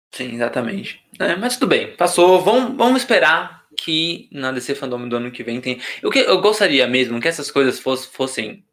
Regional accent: Brazil; eu que sou brasileiro

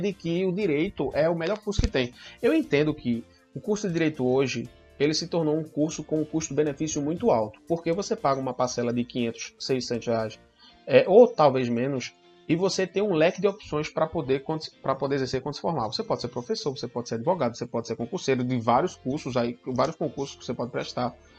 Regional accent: interior of Pernambuco, Brazil; Eu sou do interior do Pernambuco

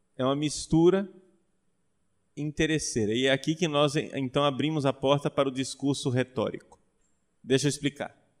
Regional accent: Brazil; Eu, como bom brasileiro

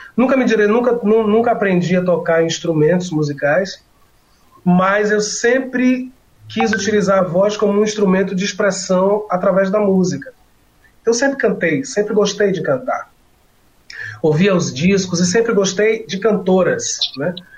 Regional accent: Salvador, Bahia, Brazil; aqui em Salvador, onde eu moro, né, onde eu nasci, onde eu moro

